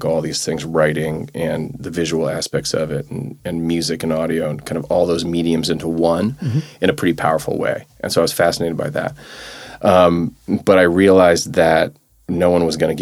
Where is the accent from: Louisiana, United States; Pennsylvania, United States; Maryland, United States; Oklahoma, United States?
Louisiana, United States; New Orleans; moved away as an adult; also born or lived in New Hampshire / New York City; now in New York, United States; born in New Hampshire. So I kind of, and you know, I mentioned Vermont where my folks are now. So I have some Northeast roots, but I really grew up in New Orleans. So I'm a Southerner at heart. And I was there from like 6 weeks old to the time I left for college